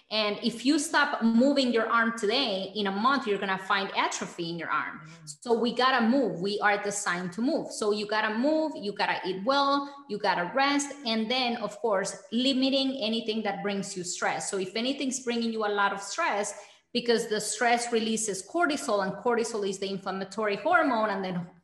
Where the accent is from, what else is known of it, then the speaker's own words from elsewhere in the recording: Bogotá, Colombia; now in United States; growing up in Colombia